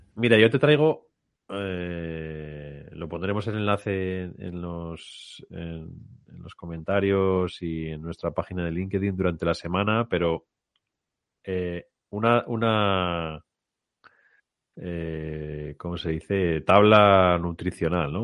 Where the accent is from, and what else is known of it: Spain